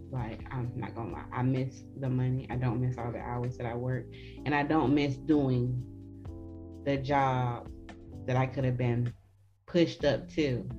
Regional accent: Atlanta, Georgia, United States; I was half of my life in the hood of Atlanta. And then the other half, mom wanted to move us to somewhat of the country. And then I left there after I was 18.

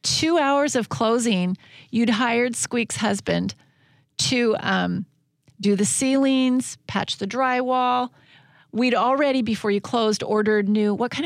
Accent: Washington, United States; And we're from Washington State.

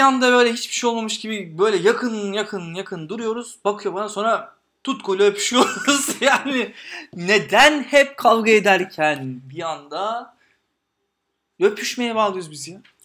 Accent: Istanbul, Turkey; Ben Eyüp'te büyüdüm. Gazi Osman Paşa'da büyüdüm.

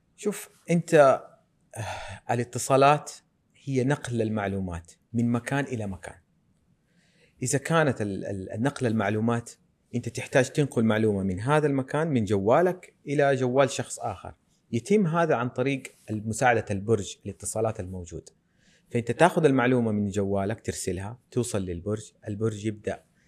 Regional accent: Medina, Medina Province, Saudi Arabia; أنا من أبناء المدينة المنورة ولدت ونشأت وتعلمت في هذه الأرض

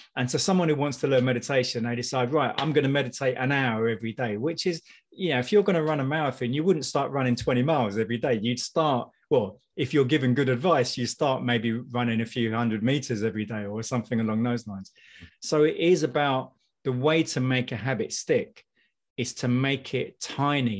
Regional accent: United Kingdom; I'm I'm British.

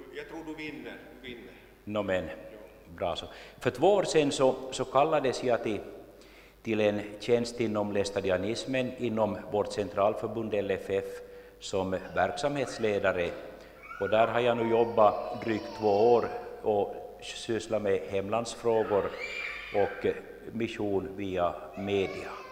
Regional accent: Jakobstad, Ostrobothnia, Finland; now in Larsmo, Finland; jag är född och uppvuxen i Jakobstad, bor numera i Larsmo sedan länge

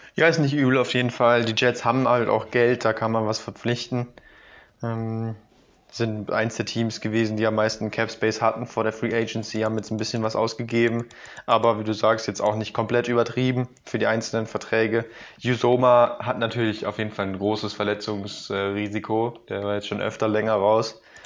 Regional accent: Germany; tut uns natürlich auch weh als Deutsche

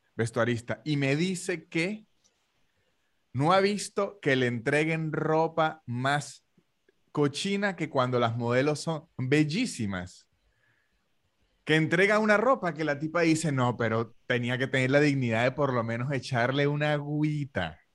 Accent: Venezuela

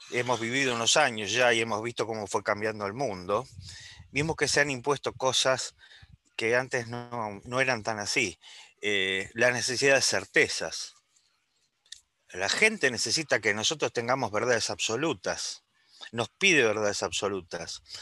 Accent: Uruguay; now in Buenos Aires, Argentina; Yo soy de la República Occidental del Uruguay. Estoy hablando desde Buenos Aires.

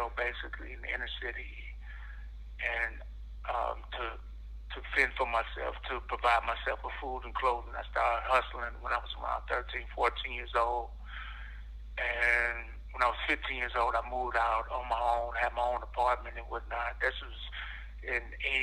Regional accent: Cleveland, Ohio, United States; I'm from Cleveland, Ohio. I grew up in a small community called The Village in Cleveland.

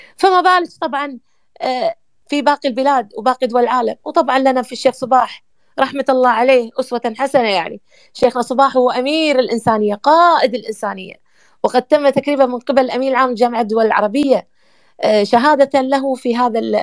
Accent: Kuwait; now in Egypt; احنا من الكويت

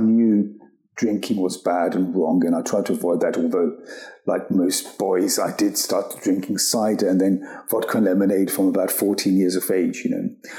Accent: India; born there; I am culturally an Indian person. I was born in India, born into a Hindu Brahmin family.

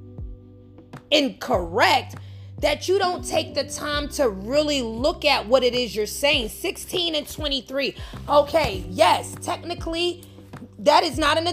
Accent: New York, United States; I'm from New York

